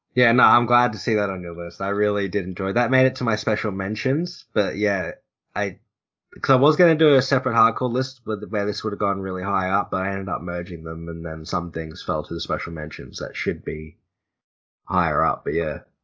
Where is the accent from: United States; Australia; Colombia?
Australia; I'm Australian